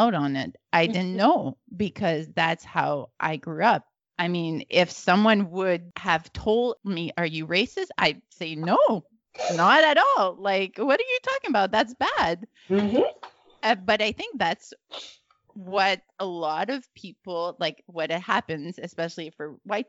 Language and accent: English; Northern Alberta, Canada; moved away as an adult; now in Montreal, Canada; I grew up in Northern Alberta, a small white community